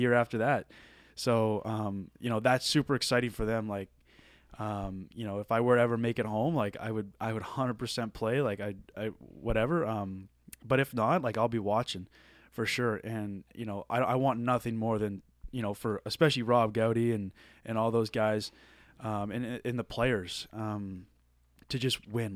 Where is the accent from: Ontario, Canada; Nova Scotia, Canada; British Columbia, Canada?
Nova Scotia, Canada; moved away as an adult; I'm from Nova Scotia